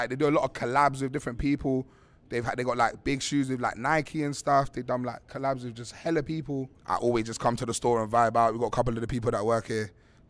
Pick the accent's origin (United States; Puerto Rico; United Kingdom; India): United Kingdom; London; I'm from West London